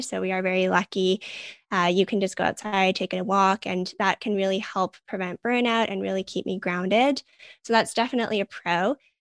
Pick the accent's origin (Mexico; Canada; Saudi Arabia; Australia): Canada; Vancouver, British Columbia; I'm born and raised in Vancouver